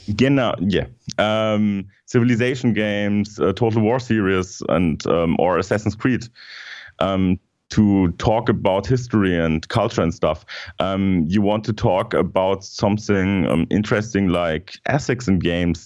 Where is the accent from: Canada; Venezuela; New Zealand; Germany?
Germany; in Germany, we have some other um, terms